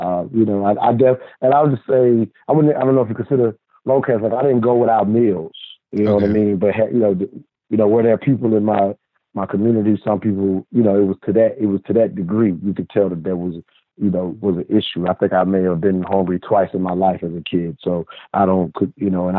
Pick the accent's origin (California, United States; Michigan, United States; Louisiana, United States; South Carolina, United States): South Carolina, United States; Huntington Path; Definitely born and raised in the South, South Carolina. Mother had me at a very young age in a small town called Huntington Path, South Carolina.